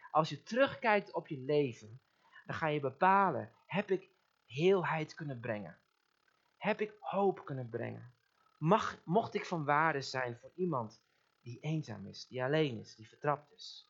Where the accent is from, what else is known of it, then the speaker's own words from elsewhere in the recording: Netherlands; ons als Nederlanders